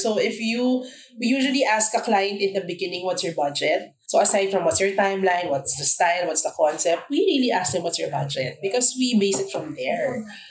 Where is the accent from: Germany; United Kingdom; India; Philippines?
Philippines; being a Filipino paying taxes